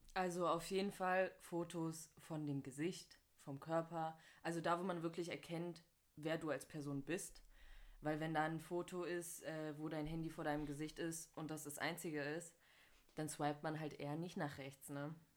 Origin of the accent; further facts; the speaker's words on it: North Rhine-Westphalia, Germany; moved away as an adult; Ich komme ursprünglich aus NRW, aber bin hierher gezogen für mein Studium